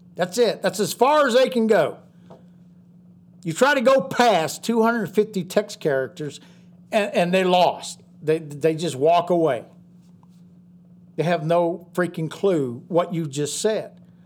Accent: United States; us as American patriots in this country

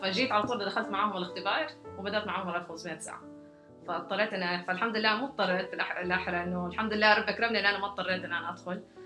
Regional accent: Jeddah, Makkah Province, Saudi Arabia; ولدت في جده وترعرعت فيها

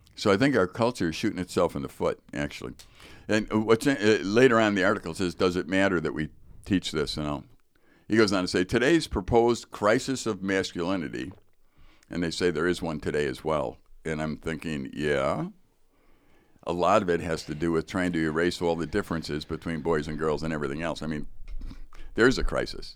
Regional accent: Chicago, Illinois, United States; I grew up in Chicago, so there's Chicago public schools

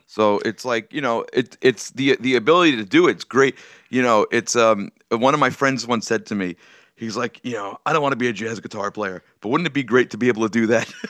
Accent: New York City, New York, United States; also born or lived in Brooklyn; I spent most of my, uh, life growing up on Staten Island

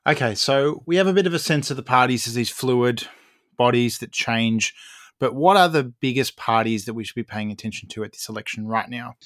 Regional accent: Australia

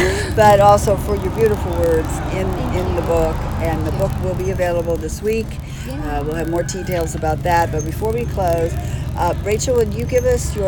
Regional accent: Texas, United States; moved away; I'm a girl from Texas.

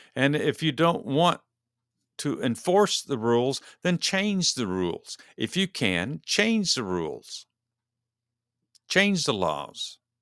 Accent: Texas, United States; moved away; being a native Texan

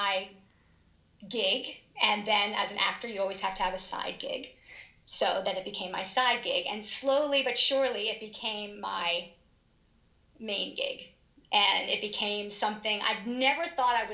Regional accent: Long Island, New York, United States; moved away as an adult; now in Philadelphia area, United States; I am from Long Island, New York. I grew up there, went to high school.

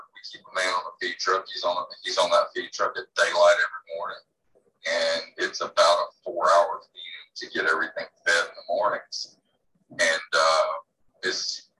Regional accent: Immokalee, Florida, United States; moved away as an adult; now in Codell, United States; I grew up in Florida in row crop area

